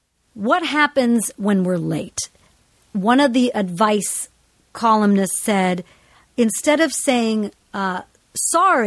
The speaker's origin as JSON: {"language": "English", "country": "United States", "tie": "born or raised there", "said": "fundamentally I grew up in the United States. I am American."}